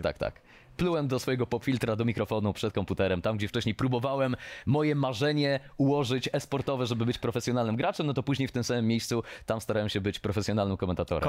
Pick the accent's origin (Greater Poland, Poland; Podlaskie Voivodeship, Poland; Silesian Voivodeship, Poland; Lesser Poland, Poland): Silesian Voivodeship, Poland; Mikołów; ja jestem z Mikołowa